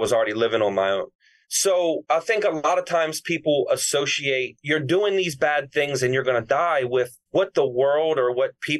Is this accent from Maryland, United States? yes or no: yes; Baltimore, Maryland, United States; I grew up in Baltimore